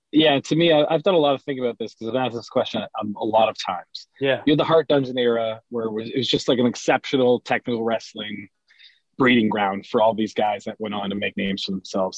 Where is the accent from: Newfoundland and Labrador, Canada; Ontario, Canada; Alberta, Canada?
Ontario, Canada; growing up as a Canadian fan